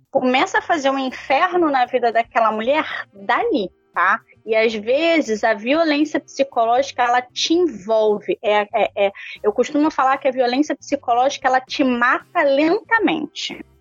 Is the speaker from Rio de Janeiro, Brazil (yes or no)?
yes; Rio de Janeiro, Brazil; que somos cariocas